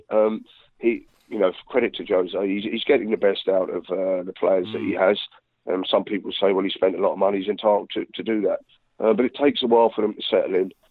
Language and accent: English; England, United Kingdom; I'm an Englishman as well